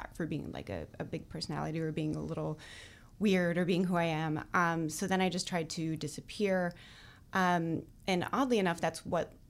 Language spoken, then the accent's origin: English; Madison, Wisconsin, United States; moved away as an adult; also born or lived in San Francisco, California; I was born and raised in Madison, Wisconsin